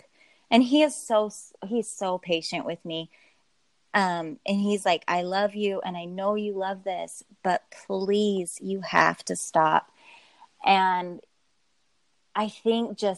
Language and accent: English; Southern Utah, United States; now in Northern Utah, United States; I live in Northern Utah. But I should clarify, I grew up in Southern Utah, which is pretty close to Vegas